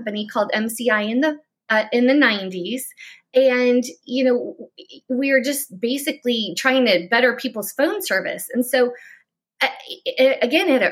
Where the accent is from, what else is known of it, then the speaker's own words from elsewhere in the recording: Chicago, Illinois, United States; now in Florida, United States; I'm from Chicago area. I live in Florida now